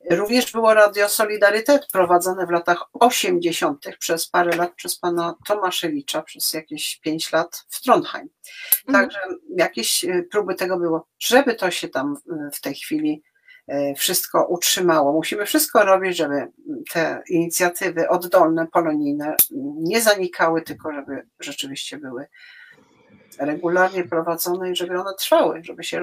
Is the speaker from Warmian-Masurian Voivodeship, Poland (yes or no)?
yes; Warmian-Masurian Voivodeship, Poland; ja jestem z Warmii, ja wszystko